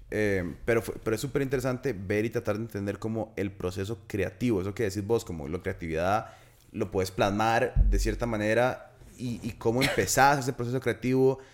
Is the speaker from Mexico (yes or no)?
no; San José, Costa Rica; moved away as an adult; yo vivía fuera siete años. Y cuando yo me fui de Chepe, yo me fui, y nosotros íbamos, más, éramos unos carajillos de mierda